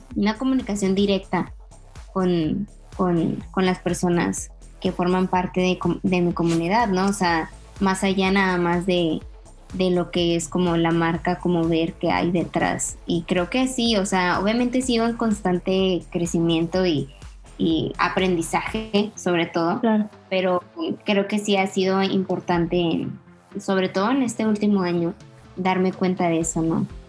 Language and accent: Spanish; Mexico; nosotros como, mexicanos